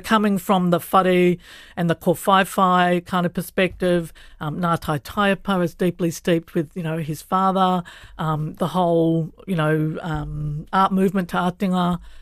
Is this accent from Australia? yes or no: yes; Australia; moved away as an adult; also born or lived in Kuku, Horowhenua, New Zealand; now in Island Bay, Wellington, New Zealand; I wasn't Indigenous to Australia, even though we grew up in a rural environment where I knew we were on Pangarang country